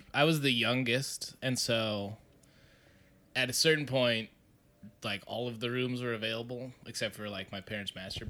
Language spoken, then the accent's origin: English; Santa Fe, New Mexico, United States; Santa Fe, New Mexico.